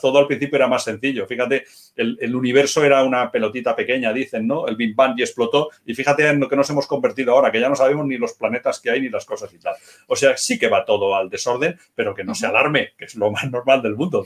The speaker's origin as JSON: {"language": "Spanish", "town": "Moratalla", "region": "Region of Murcia", "country": "Spain", "also_born_or_lived": "Barcelona", "moved": "yes", "lives_now": "Huesca, Spain", "said": "yo soy murciano"}